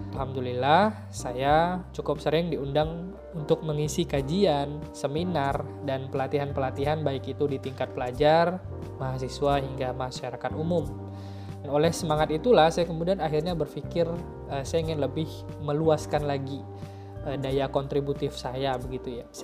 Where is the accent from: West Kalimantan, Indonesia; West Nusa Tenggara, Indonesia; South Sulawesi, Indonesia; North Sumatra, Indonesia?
West Kalimantan, Indonesia; Pontianak; also born or lived in Ketapang; Saya lahir di kota Ketapang dan kemudian saya tumbuh dan besarnya itu di kota Pontianak bersama dengan keluarga saya tercinta.